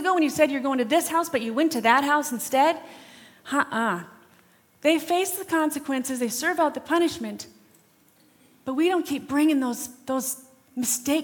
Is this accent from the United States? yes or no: yes; Rapid City, South Dakota, United States; We grew up in Rapid City.